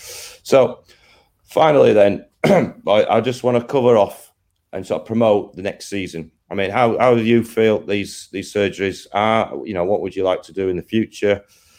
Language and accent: English; Yorkshire and the Humber, United Kingdom; He's from South Yorkshire, I'm from West Yorkshire, but we won't hold that against him.